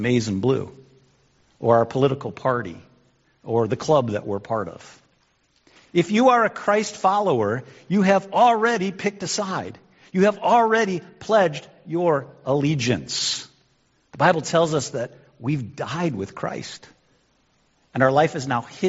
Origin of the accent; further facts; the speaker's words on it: United States; also born or lived in Illinois; now in Michigan, United States; I'm an American.